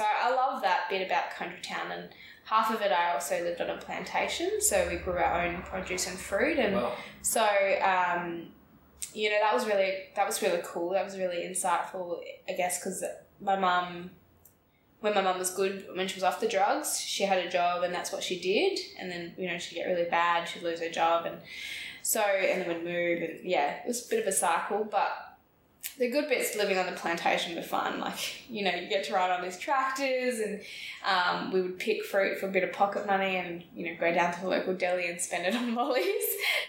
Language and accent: English; Carnarvon, Western Australia, Australia; So I grew up in Carnarvon, and it's a bit of a country town north of Perth. So not a lot of people, not a huge population.